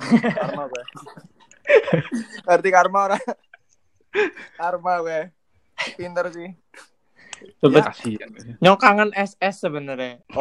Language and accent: Indonesian; Purwokerto, Central Java, Indonesia; now in Jakarta, Indonesia; Iya, aku asli PWT.